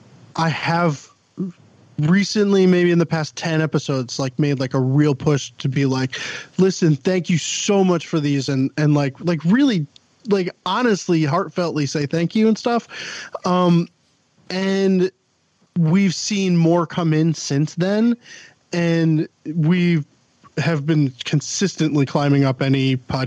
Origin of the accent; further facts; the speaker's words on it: New York, United States; I'm from Long Island.